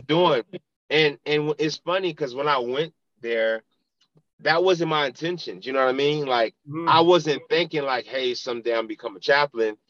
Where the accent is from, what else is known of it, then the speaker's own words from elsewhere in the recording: Pompano Beach, Florida, United States; I grew up in Pompano Beach, Florida, born and raised